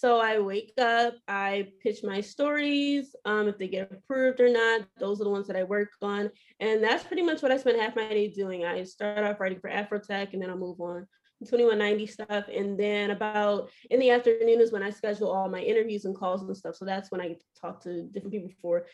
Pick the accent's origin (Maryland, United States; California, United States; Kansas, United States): Maryland, United States; Baltimore; I'm originally from Baltimore, Maryland. I'm born and raised here